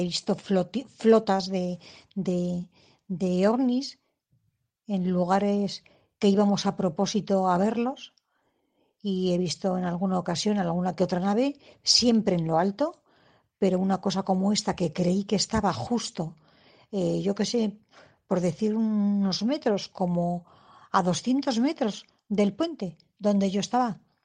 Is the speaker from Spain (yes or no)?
yes; Madrid, Community of Madrid, Spain; yo soy de Madrid